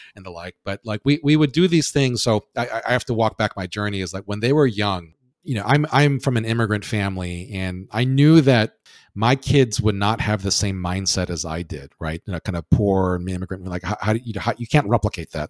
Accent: Hawaii, United States; I'm from uh, born and raised in Hawaii

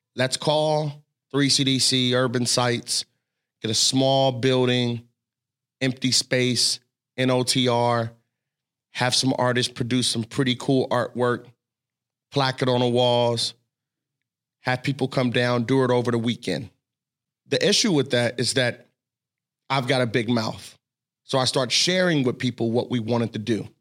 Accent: Cincinnati, Ohio, United States; I grew up in Cincinnati

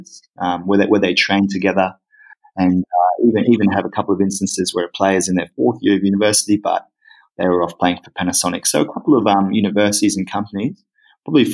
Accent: Brisbane, Queensland, Australia; moved away as an adult; also born or lived in Hokkaido, Japan; now in Japan; I grew up in Brisbane

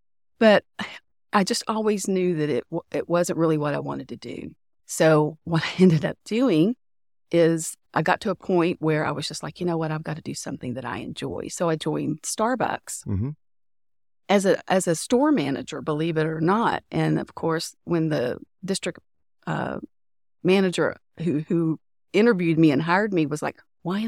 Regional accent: Tyler, Texas, United States; So I'm from the Tyler area in East Texas. So I went to Tyler Junior College for 1 year

